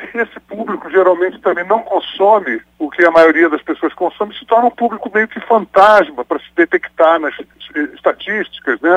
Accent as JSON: {"language": "Portuguese", "country": "Brazil", "tie": "born or raised there", "said": "eu nasci no Brasil"}